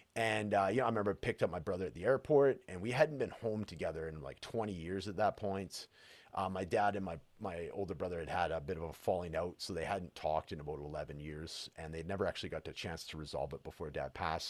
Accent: Prince George, British Columbia, Canada; now in Edmonton, Canada; my hometown, which is Prince George, British Columbia, and Edmonton, where I currently live

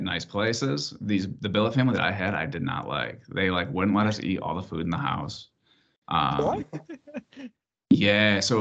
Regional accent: Clarkston, Michigan, United States; I grew up in like right on the border of Clarkston and Waterford, Michigan

